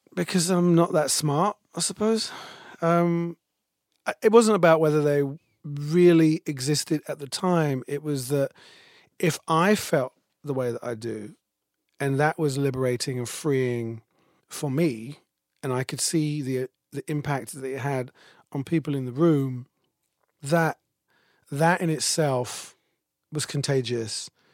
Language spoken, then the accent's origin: English; United Kingdom; moved away; I'm British